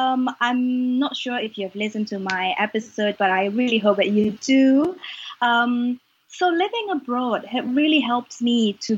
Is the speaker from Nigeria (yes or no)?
no; Indonesia; also born or lived in United Kingdom / South Korea; now in Geneva, Switzerland; the first time I left my home country of Indonesia, first time I moved out, I stayed in the UK for 8 years.